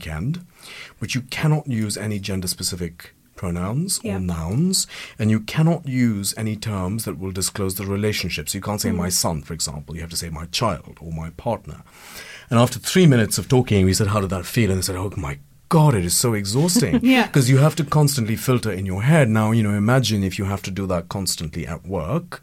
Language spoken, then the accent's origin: English; India; now in United Kingdom; I'm an immigrant and I'm Indian